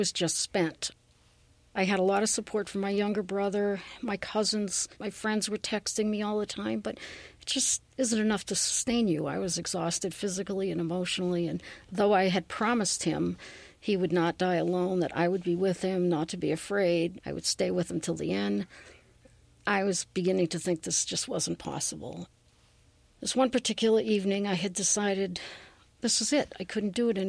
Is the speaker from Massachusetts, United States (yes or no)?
yes; Worcester, Massachusetts, United States; I am originally from Worcester, Massachusetts